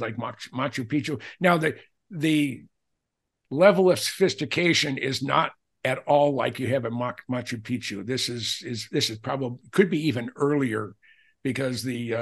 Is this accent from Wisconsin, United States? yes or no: no; Minnesota, United States; We're both from Minnesota